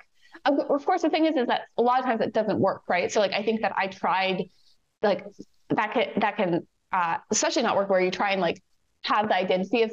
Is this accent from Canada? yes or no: yes; Canada; I'm Canadian.